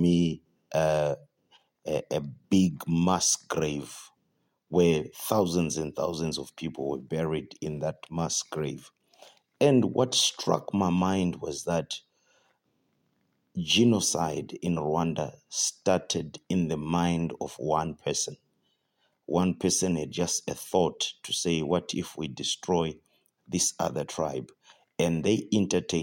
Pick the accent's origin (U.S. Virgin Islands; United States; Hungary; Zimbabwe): Zimbabwe; I'm from Zimbabwe